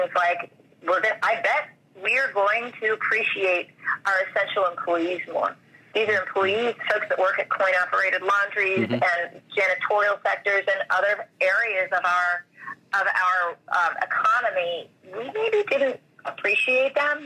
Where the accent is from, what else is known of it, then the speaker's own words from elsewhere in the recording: New York, United States; I'm from New York